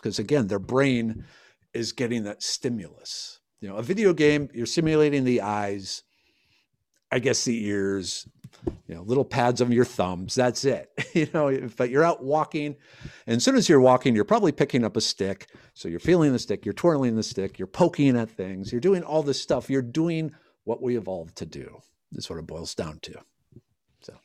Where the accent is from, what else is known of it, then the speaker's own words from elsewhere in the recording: Minnesota, United States; moved away as an adult; now in Texas, United States; I grew up in Minnesota. I, I left because of the cold weather.